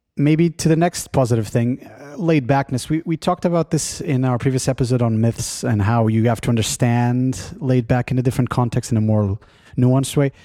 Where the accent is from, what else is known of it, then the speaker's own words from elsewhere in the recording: Lisbon, Portugal; now in San Francisco Bay Area, United States; I come from Lisbon originally